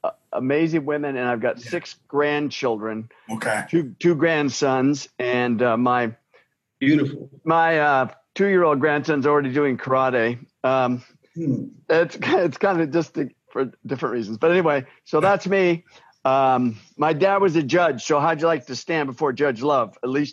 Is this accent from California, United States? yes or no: yes; Southern California, United States; moved away; also born or lived in England / Indonesia; I grew up in Southern California, lived in England, Indonesia, been around the world.